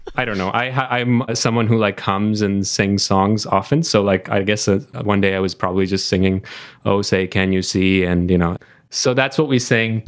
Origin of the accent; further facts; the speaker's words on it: Canada; as a Canadian